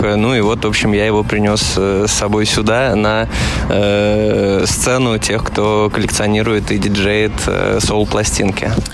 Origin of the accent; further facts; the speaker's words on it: Pskov, Pskov Oblast, Russia; moved away as an adult; now in Saint Petersburg, Russia; я из Пскова